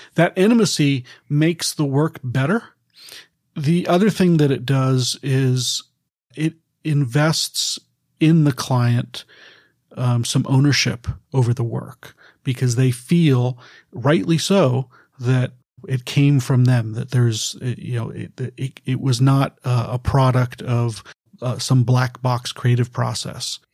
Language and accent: English; Bay Area, California, United States; I was born and raised here in the Bay Area